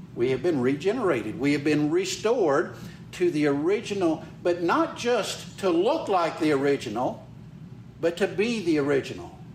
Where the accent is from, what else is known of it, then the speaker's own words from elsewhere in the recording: Carthage, Mississippi, United States; I was born and raised in Mississippi. Uh, grew up over in Carthage, uh, right in the middle of the state.